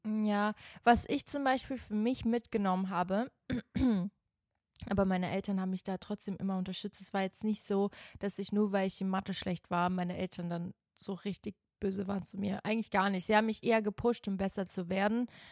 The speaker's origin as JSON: {"language": "German", "country": "Switzerland", "tie": "born or raised there", "moved": "yes", "said": "Ich bin ja in der Schweiz zur Schule gegangen"}